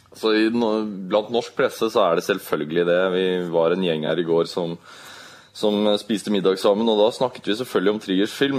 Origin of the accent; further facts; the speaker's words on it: Norway; vi som nordmenn